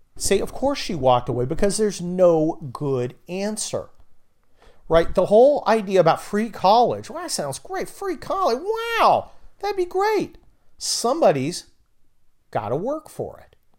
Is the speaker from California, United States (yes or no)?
yes; California, United States; I'm from California